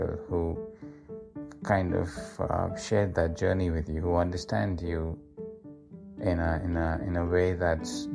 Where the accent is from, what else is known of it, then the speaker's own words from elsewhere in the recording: Mumbai, Maharashtra, India; moved away as an adult; now in Australia; when we moved from Andheri to Dahisar, that was, I think, in year 11 or 12